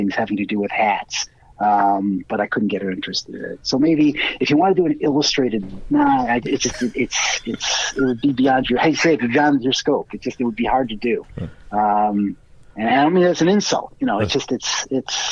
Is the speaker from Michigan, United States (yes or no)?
no; Cleveland, Ohio, United States; now in Chicago, United States; I grew up in Cleveland